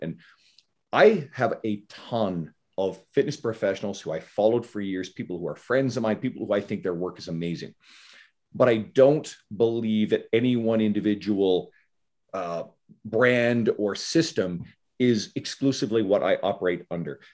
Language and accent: English; Canada; I'm Canadian